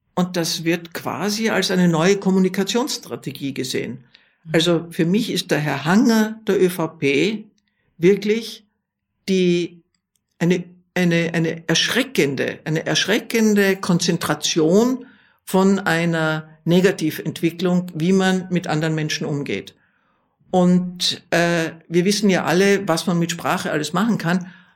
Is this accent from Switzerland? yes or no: no; Vienna, Austria; jetzt spreche ich als Wienerin